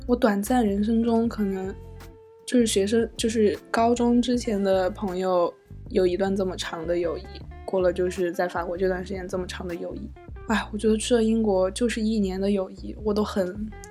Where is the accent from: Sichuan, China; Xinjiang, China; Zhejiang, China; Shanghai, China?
Sichuan, China; Chengdu; moved away as an adult; 你知道我们成都人嘛，又很，又很命